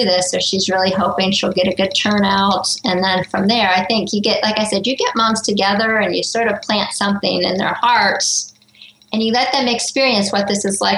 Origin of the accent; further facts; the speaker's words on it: Greenville, South Carolina, United States; my hometown here in Greenville, South Carolina